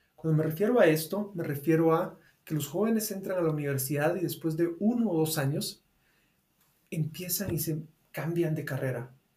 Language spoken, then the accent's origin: Spanish; Guatemala; acá en Guatemala, en mi país